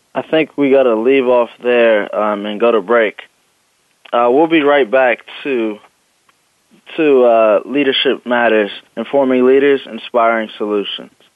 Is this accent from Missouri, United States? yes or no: no; Los Angeles, California, United States; moved away as an adult; also born or lived in San Diego; I'm originally from Los Angeles